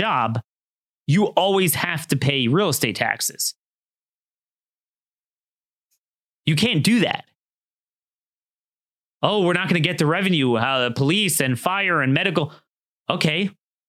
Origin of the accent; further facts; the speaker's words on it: Maryland, United States; Maryland, my home state